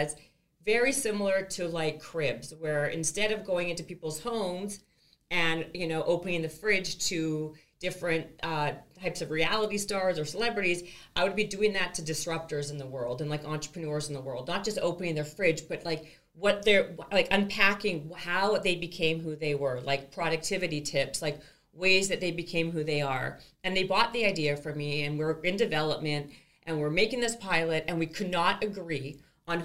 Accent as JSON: {"language": "English", "country": "Canada", "said": "I'm from Canada"}